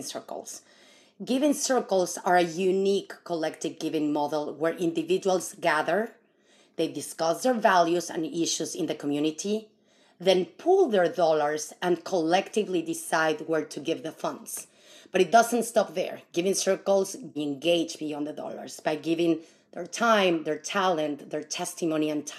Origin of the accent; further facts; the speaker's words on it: Mexico City, Mexico; now in San Francisco Bay Area, United States; I come from Mexico, and you know, we have the tandas there for many, many years